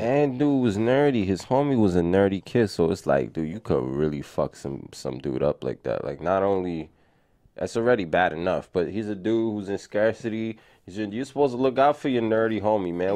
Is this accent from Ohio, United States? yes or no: no; New York City, New York, United States; growing up in the Bronx